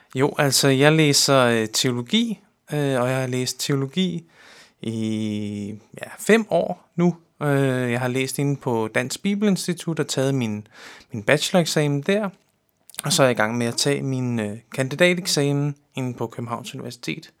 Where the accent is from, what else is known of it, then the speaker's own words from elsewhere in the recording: Amager, Capital Region of Denmark, Denmark; Jeg er opvokset, øh, her på Amager